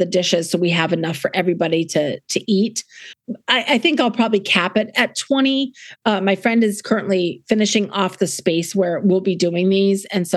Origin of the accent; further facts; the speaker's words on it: South Dakota, United States; also born or lived in New England; now in Fredericksburg, United States; I was born and raised in South Dakota and then moved to New England